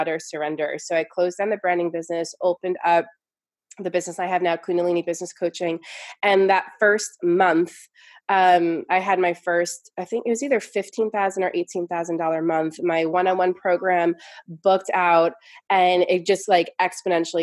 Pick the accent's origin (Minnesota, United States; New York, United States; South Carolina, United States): New York, United States; I'm from New York. So I came from this like New York, like hustled, you know, corporate, very busy, go, go, go energy